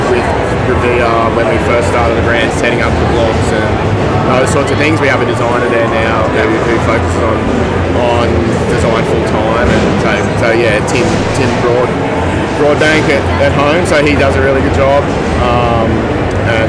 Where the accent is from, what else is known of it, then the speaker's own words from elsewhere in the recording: Mullumbimby, New South Wales, Australia; I grew up in Mullum